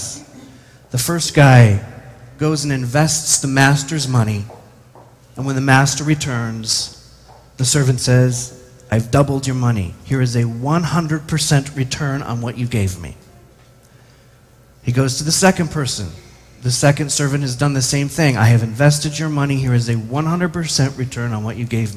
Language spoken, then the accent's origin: English; United States; as an American